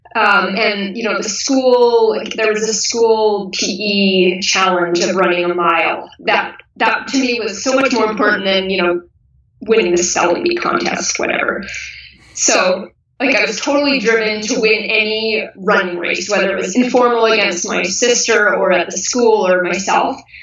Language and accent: English; Kelowna, British Columbia, Canada; I grew up in Kelowna, BC, Canada, and I live here currently again. So I, I spent my high school years here